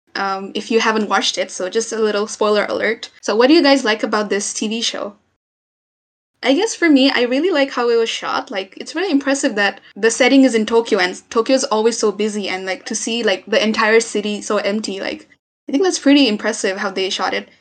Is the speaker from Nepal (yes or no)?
yes; Nepal; I'm from Nepal